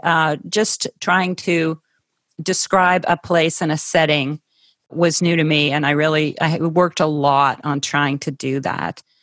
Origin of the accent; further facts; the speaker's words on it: Ohio, United States; I grew up in Ohio.